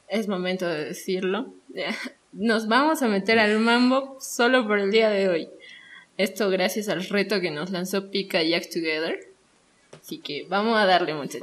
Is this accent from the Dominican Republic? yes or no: no; Bolivia